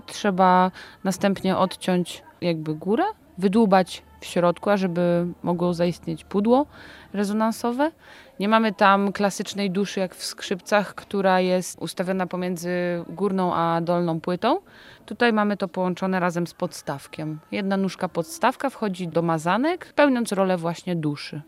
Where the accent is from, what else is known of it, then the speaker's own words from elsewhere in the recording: Zbąszyń, Greater Poland, Poland; Pochodzimy ze Zbąszynia